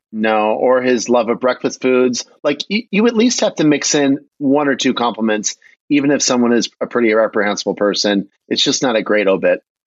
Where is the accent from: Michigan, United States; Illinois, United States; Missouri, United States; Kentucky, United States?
Michigan, United States; I'm from Michigan